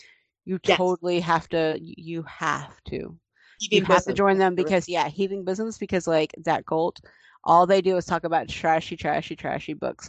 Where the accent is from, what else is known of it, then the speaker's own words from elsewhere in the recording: United States; now in Germany; I'm an American living in German